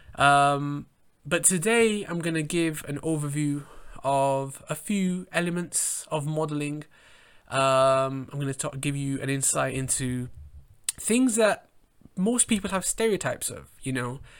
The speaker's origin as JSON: {"language": "English", "region": "England", "country": "United Kingdom", "tie": "born or raised there", "said": "I grew up in England"}